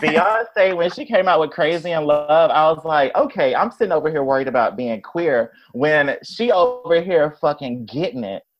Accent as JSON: {"language": "English", "town": "Tupelo", "region": "Mississippi", "country": "United States", "tie": "born or raised there", "moved": "yes", "lives_now": "Chicago, United States", "said": "I grew up in Mississippi."}